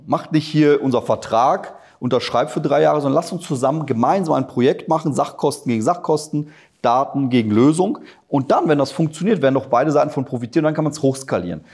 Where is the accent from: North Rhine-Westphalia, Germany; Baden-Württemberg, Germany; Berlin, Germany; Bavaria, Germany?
North Rhine-Westphalia, Germany; Ruhr area; also born or lived in Poland; ich komme aus dem Ruhrgebiet